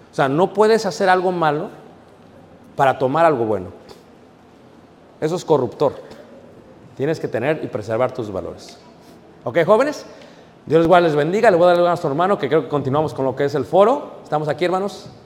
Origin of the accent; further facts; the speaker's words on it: Guanajuato, Mexico; Dije, no, no, yo soy de México, de, de Guanajuato.